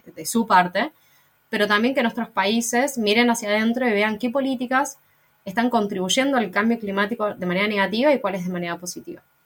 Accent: Argentina; soy de Argentina

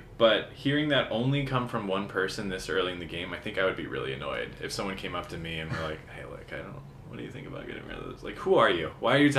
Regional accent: the South, United States; Well, I'm from the South

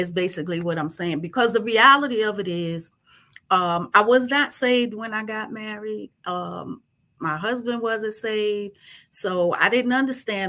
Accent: New York, United States; moved away as an adult; also born or lived in Virginia; I was born and raised in New York

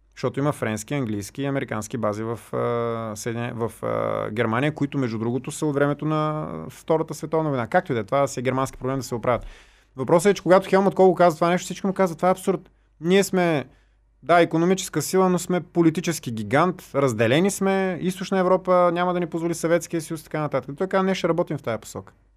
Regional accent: Varna, Varna Province, Bulgaria; казвам по нашия, защото знаеш, че съм от Варна

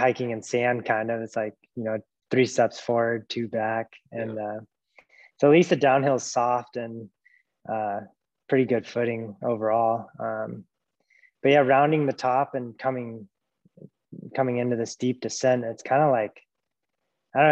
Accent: Fairbanks, Alaska, United States; moved away as an adult; also born or lived in Montana; now in Anchorage, United States; I grew up in Fairbanks, and my older siblings Nordic skied

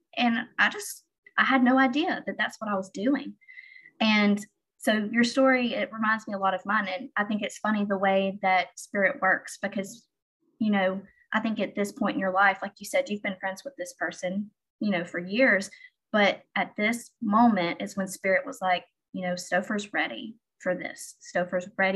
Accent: Alabama, United States; I grew up in the South. I grew up in Alabama

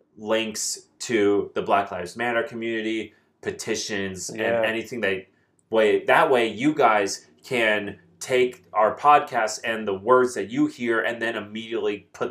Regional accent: New Jersey, United States; I grew up in New Jersey, which was in a suburban culture.

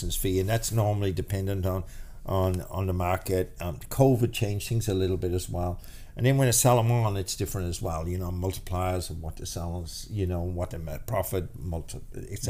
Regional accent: Ireland; now in Australia; we're Irish. We're fucking, you know, we're born into fucking challenges, you know, by just being Irish

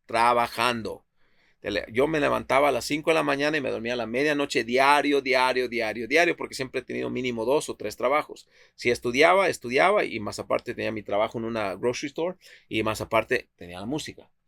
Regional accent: Tepic, Nayarit, Mexico; now in Seattle, United States; Mira, yo nací en Tepic, Nayarit, México. Nací en Tepic, Nayarit.

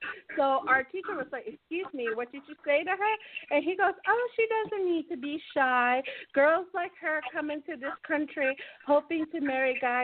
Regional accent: United States; I was born in the States

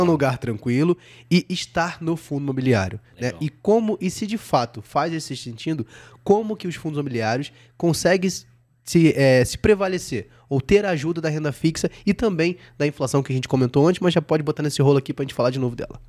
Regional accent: Rio de Janeiro, Brazil; now in São Paulo, Brazil; eu sou carioca, né? Então, assim, eu moro em São Paulo

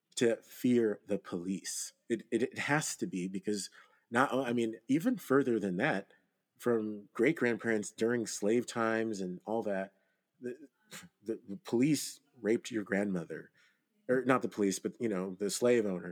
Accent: Nigeria; I'm not a descendant of slaves. And so I, I am Nigerian.

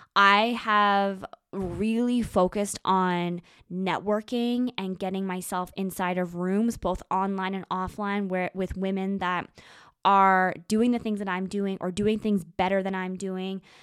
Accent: Moose Jaw, Saskatchewan, Canada; moved away; I spend a lot of time in a, in a small town called Moose Jaw, Saskatchewan

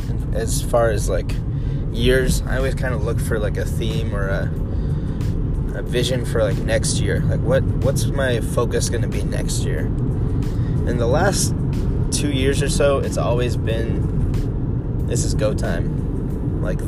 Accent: United States; I'm from America

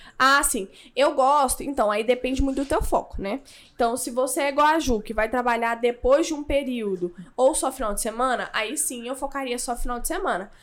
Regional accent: Goiânia, Goiás, Brazil; eu sou de Goiânia

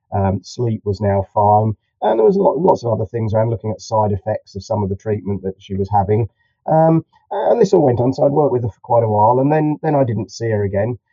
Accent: Farnham, South East England, United Kingdom; I'm about um, 30 miles um, southwest of London, a little place uh, called Farnham. It's on the Hampshire-Surrey border

